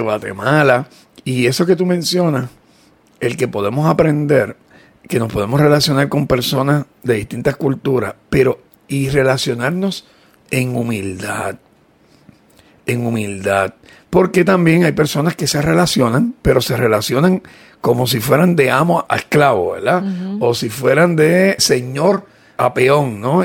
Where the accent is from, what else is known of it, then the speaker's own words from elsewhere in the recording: Puerto Rico; nos sentimos orgullosos de ser puertorriqueños